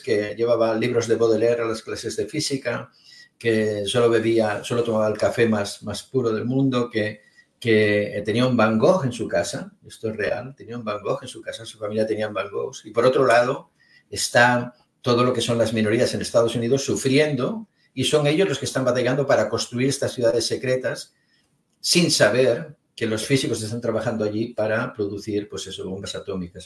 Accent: Spain; yo soy de España

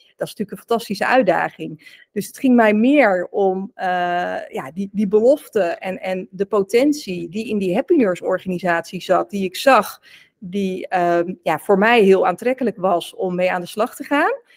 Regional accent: South Holland, Netherlands; Ik ben opgegroeid en woonachtig in Zuid-Holland. Dus ik kom echt uit de Randstad in Nederland

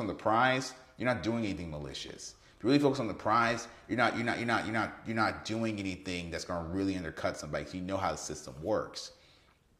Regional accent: Kansas City, Missouri, United States; I'm from Kansas City

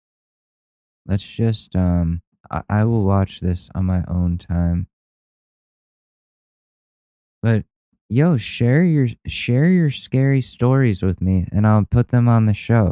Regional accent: Ridgefield, Connecticut, United States; my hometown of Ridgefield, Connecticut

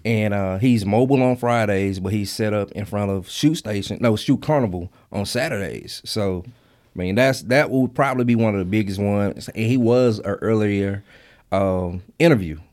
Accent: Mississippi Delta, United States; I grew up in the Mississippi Delta, and church was a big thing for us

